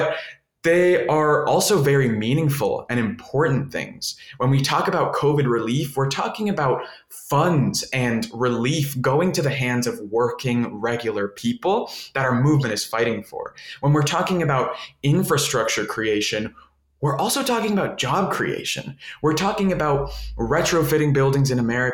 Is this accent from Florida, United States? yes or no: yes; Miami, Florida, United States; I grew up in Miami, and I'm a first generation Colombian American. All my family's from Colombia